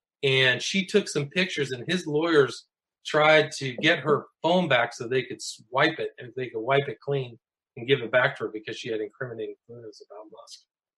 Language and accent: English; California, United States; and I grew up in Northern California, so when a dark journalist was saying things like Varian, I was like, oh, I remember Varian.